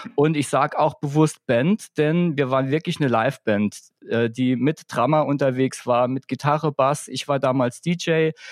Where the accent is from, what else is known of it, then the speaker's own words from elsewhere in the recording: Saarbrücken, Saarland, Germany; Wir kommen aus Saarbrücken